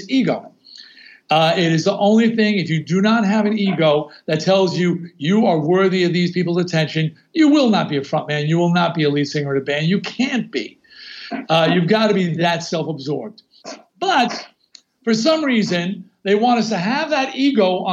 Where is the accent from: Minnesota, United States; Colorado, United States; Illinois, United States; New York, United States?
New York, United States; Long Island; where I grew up on Long Island